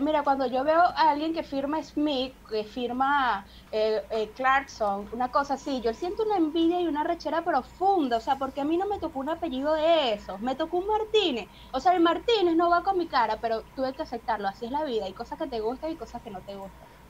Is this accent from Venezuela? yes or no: yes; Venezuela; moved away as an adult; now in Peru; yo saliera de Venezuela